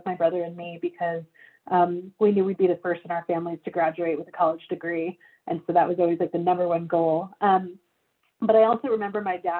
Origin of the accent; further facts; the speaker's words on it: McAllen, Texas, United States; moved away; I grew up in McAllen.